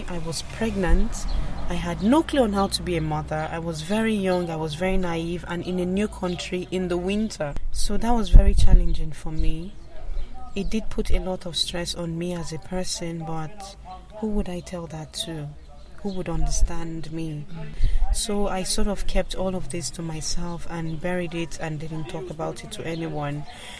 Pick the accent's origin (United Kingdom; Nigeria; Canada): Nigeria; moved away as an adult; now in Ireland; I am originally from Nigeria, but now I'm an Irish citizen, and I'm very grateful for that. I came to Ireland in 2001